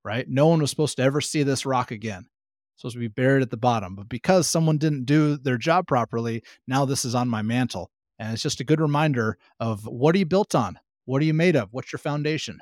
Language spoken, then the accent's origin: English; Pacific Northwest, United States; also born or lived in Humboldt, California; I am born and raised in the Pacific Northwest